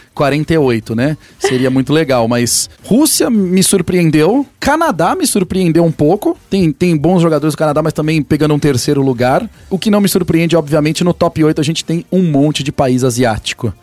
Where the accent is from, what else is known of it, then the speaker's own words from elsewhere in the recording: Brazil; somos brasileiros